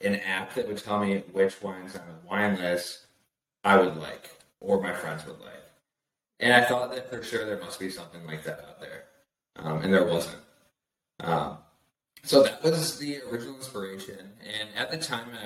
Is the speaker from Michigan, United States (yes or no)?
yes; West Michigan, United States; I'm from the Midwest, West Michigan